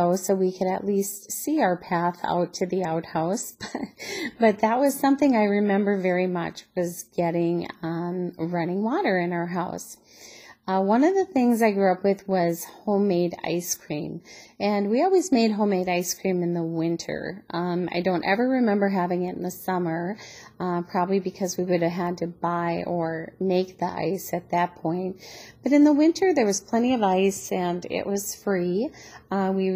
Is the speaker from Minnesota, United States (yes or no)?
yes; Schroeder, Minnesota, United States; now in Annandale, United States; I grew up on the North Shore of Lake Superior, just 1 mile inland from the lake in a really small town called Schroeder, Minnesota